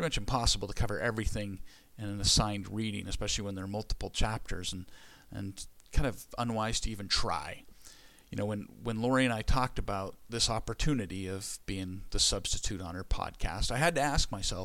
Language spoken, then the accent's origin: English; California, United States; Where I grew up in California, we lived by the American River